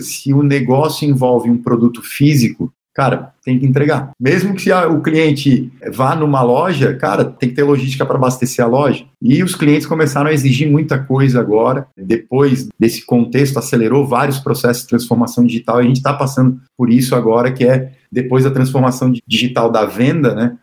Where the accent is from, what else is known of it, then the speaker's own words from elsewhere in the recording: Florianópolis, Santa Catarina, Brazil; also born or lived in Joinville; now in Florianópolis, Brazil; eu sou natural de Florianópolis